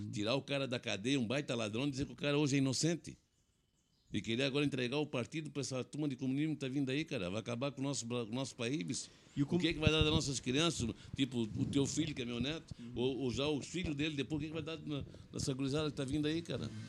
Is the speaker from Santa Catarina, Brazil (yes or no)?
yes; Blumenau, Santa Catarina, Brazil; A turma dizia, uhum. pô, chegou o Blumenauense e é MDBista.